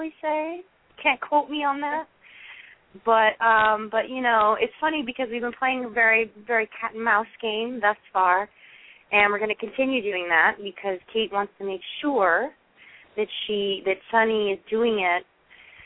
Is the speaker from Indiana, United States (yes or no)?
no; Seattle, Washington, United States; moved away; also born or lived in East Coast; I used to say pop growing up in Seattle